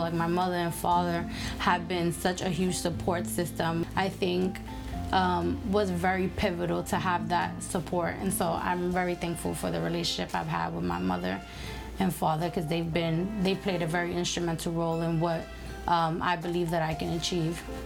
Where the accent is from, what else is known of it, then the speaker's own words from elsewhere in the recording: New York City, New York, United States; I was born in Brooklyn, New York. Um, and particularly the neighborhood I lived in was a low-income community